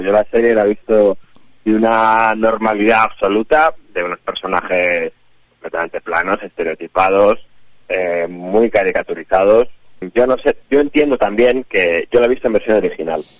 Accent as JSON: {"language": "Spanish", "town": "Santander", "region": "Cantabria", "country": "Spain", "said": "yo soy de Santander"}